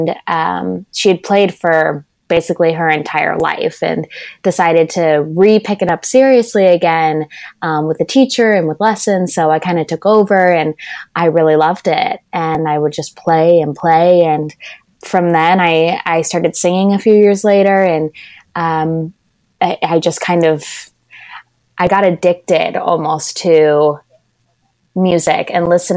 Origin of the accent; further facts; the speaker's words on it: Orange County, California, United States; I'm from Orange County, which is about an hour outside